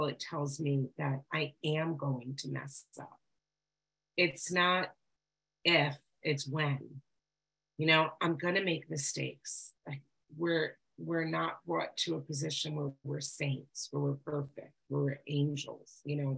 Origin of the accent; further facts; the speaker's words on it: New York, United States; I'm a recovered compulsive overeater. I'm from New York.